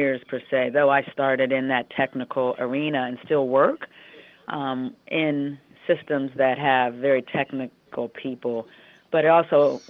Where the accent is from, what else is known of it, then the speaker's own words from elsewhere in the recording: Western Pennsylvania, United States; moved away; I grew up in the Western Pennsylvania area of the United States in what at the time would have been the whole blue-collar steel mill valley